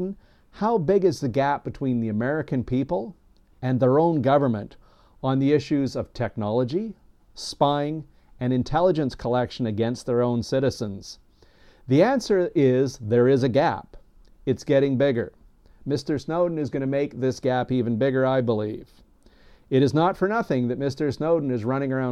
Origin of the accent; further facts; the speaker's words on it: Canada; As a Canadian who has served alongside U.S. forces overseas